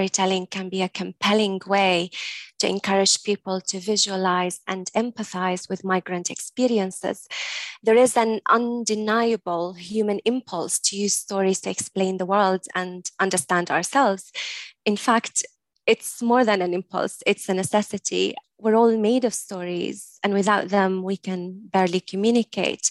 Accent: Latakia, Latakia Governorate, Syria; moved away as an adult; now in Scotland, United Kingdom; growing up in Syria

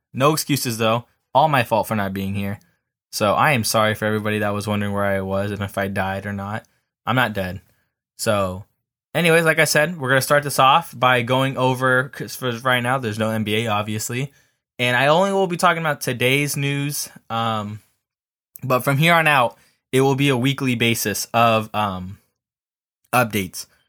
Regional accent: Southern California, United States; I'm from the South, uh, from, you know, Southern California

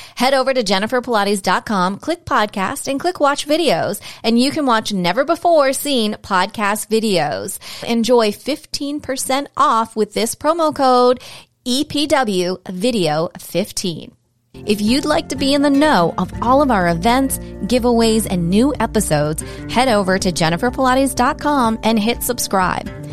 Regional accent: New England, United States; also born or lived in Baltimore, Maryland; I grew up in New England

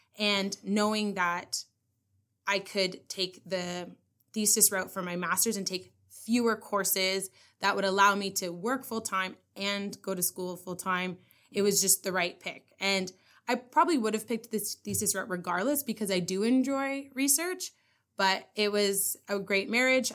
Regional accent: North Bay, Ontario, Canada; I am from North Bay

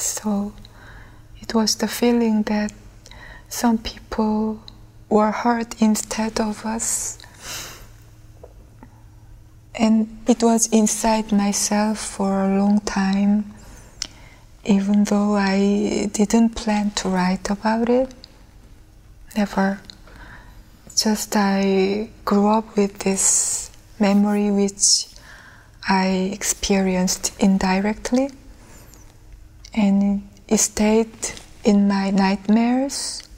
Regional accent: Gwangju, South Korea; born there; moved away; I was born in Gwangju, and my family left Gwangju in 1980.

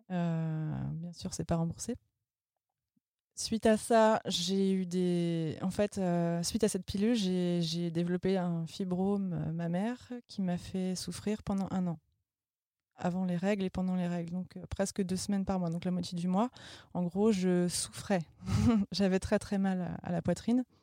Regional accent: Vendée, Pays de la Loire, France; moved away as an adult; now in Berlin, Germany; j'ai 30 ans, je viens de Vendée comme la brioche

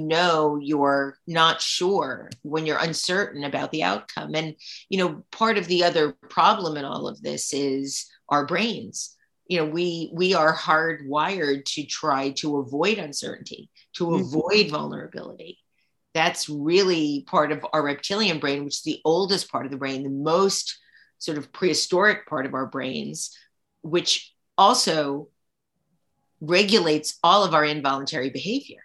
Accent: New York, United States; also born or lived in Brooklyn / Queens / Staten Island / Long Island; I'm a native New Yorker

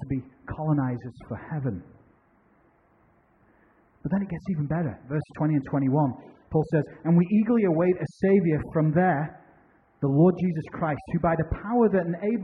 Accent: United Kingdom; moved away as an adult; now in United States; I'm a British citizen

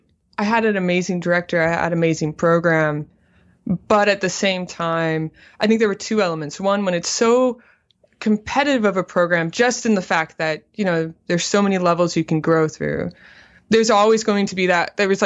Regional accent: Arizona, United States; And for some reason, my middle school thought I was this bass player from Texas. I was not. I was a cellist from Arizona

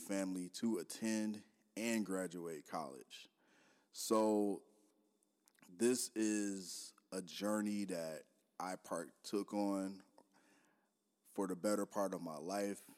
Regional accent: Detroit, Michigan, United States; moved away as an adult; also born or lived in Minneapolis-Saint Paul, Minnesota; now in Minneapolis, United States; I'm from Detroit. born and raised there, Detroit Public School graduate.

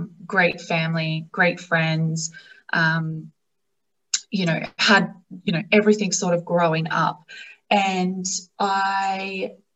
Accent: Australia; accent: Australian; I am obviously from Australia. You would hear that from my accent

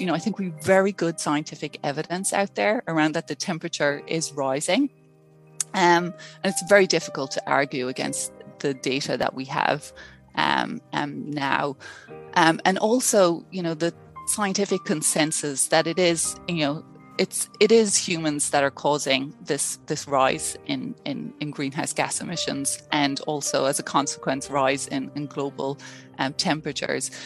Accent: Ireland; moved away as an adult; now in Palmerston North, New Zealand; as you can tell from my accent, I'm not a, a, mm. a, a native Kiwi. I came from Ireland back in 2006

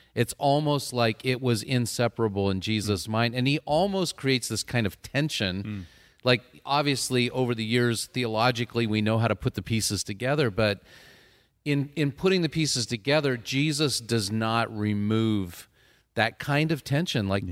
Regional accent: Southern California, United States; I didn't grow up in the South, I grew up in Southern California

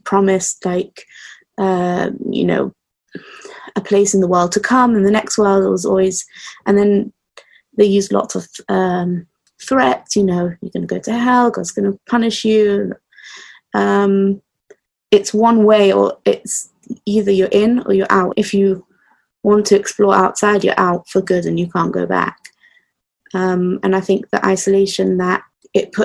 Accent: London, United Kingdom; I'm … from London.

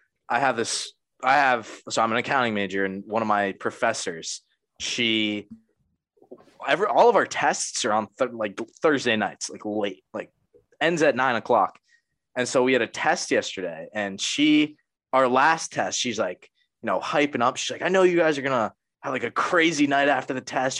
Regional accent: Connecticut, United States; I'm from Connecticut

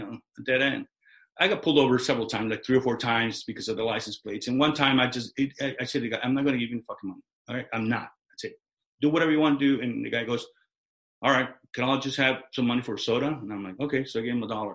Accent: Mexico; now in United States; I was born in Mexico

